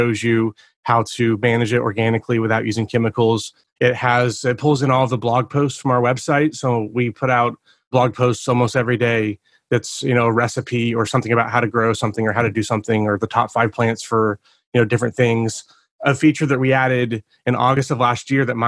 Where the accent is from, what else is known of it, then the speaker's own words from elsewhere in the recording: Oklahoma City, Oklahoma, United States; I'm from Oklahoma City, Oklahoma